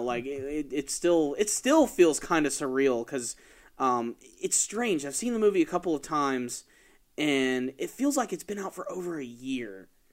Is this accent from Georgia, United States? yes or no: yes; Atlanta, Georgia, United States; I'm from Atlanta